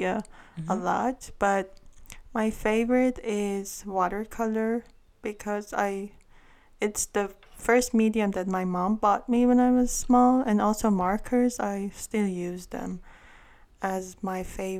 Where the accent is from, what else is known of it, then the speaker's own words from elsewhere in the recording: Iran; first language Armenian; English is a second language; moved away as an adult; I'm from Iran, but I'm Armenian. So over there we are a minority group. So we immigrated here